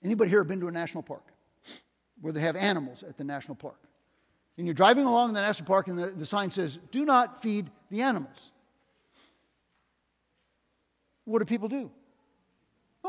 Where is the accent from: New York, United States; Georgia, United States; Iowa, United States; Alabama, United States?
Iowa, United States; Northwest; now in Des Moines, United States; I came from Northwest Iowa